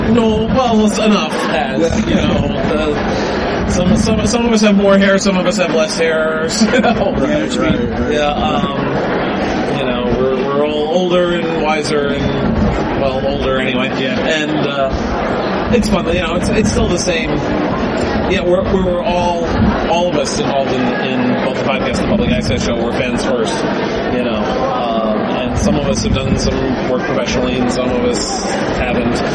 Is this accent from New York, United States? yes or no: yes; New York City, New York, United States; I grew up in New York City in the 70s and uh, Channel 11 in New York used to show Star Trek every weeknight at six o'clock.